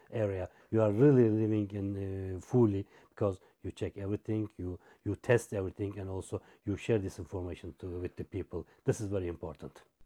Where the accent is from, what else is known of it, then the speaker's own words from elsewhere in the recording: Izmir, Turkey; English is a second language; I came from Izmir